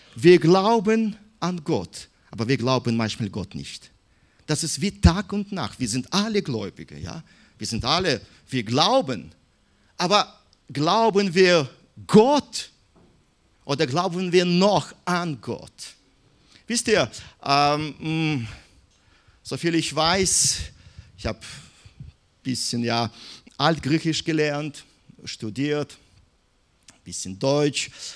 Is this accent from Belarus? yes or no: yes; Minsk, Belarus; German is a second language; moved away; ich bin in Minsk geboren